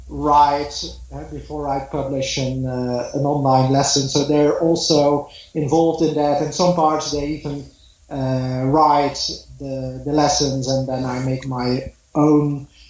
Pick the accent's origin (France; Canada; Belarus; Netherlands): Netherlands; first language Dutch; English is a second language; I was raised in the Netherlands